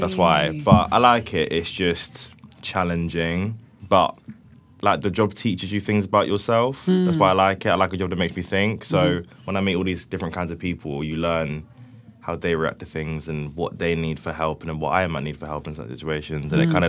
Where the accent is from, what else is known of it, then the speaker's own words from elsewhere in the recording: Cheltenham, South West England, United Kingdom; I'm 23. I'm a rapper from Cheltenham.